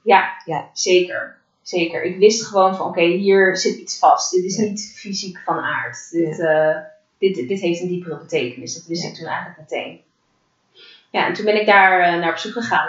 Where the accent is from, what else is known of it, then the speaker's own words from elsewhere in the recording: The Hague, South Holland, Netherlands; En ik ben eh, geboren en getogen in Den Haag